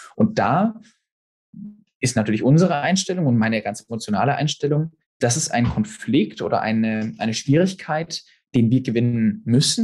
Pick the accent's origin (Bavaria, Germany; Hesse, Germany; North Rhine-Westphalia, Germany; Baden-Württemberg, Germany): Baden-Württemberg, Germany; Stuttgart; moved away as an adult; now in London, United Kingdom; ich bin Filmregisseur, ursprünglich aus Stuttgart